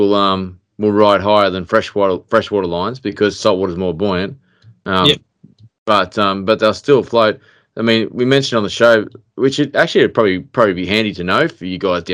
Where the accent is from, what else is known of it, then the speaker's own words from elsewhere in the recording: Queensland, Australia; I'm from Queensland